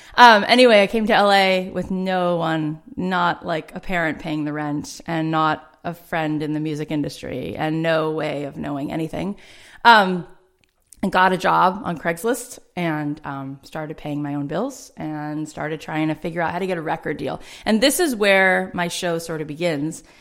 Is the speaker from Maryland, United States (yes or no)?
no; South Florida, United States; now in Los Angeles, United States; I grew up in South Florida, um, in a suburb